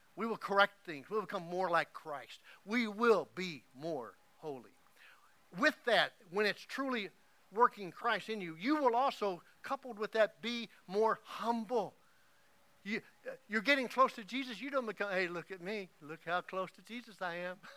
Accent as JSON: {"language": "English", "region": "Oklahoma", "country": "United States", "tie": "born or raised there", "moved": "yes", "said": "every time I go back to Oklahoma and to my hometown"}